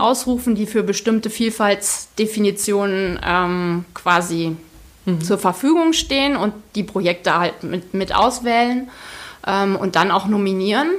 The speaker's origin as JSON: {"language": "German", "region": "Hesse", "country": "Germany", "said": "Ich komme wirklich aus dem, aus dem Dorf im Zonenrandgebiet"}